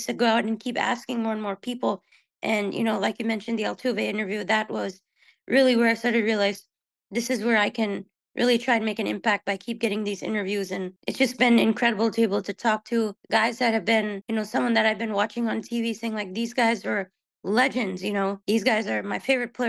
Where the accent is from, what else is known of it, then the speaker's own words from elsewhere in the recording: Houston, Texas, United States; I was born and raised here in the Houston area